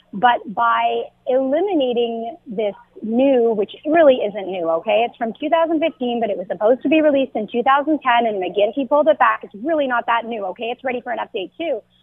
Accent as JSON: {"language": "English", "country": "Canada", "tie": "born or raised there", "said": "I'm born in Canada. I'm a Canadian citizen too."}